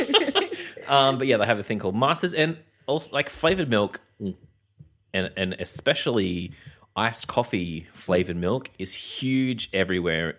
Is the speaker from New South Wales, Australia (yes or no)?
yes; New South Wales, Australia; moved away; I'm from New South Wales originally